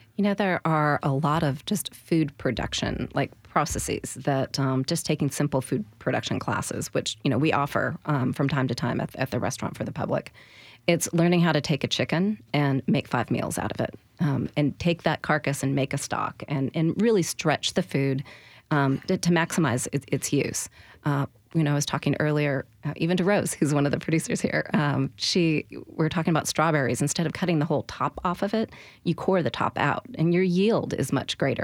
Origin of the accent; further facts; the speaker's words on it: the Northwest, Pacific Northwest, United States; now in Nashville, United States; I grew up in the Northwest